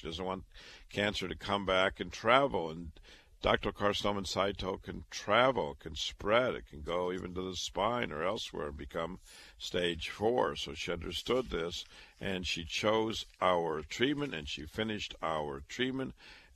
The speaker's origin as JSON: {"language": "English", "town": "Waterloo", "region": "Iowa", "country": "United States", "tie": "born or raised there", "also_born_or_lived": "Chicago / Boston", "moved": "as an adult", "said": "I was born and raised in Waterloo, Iowa"}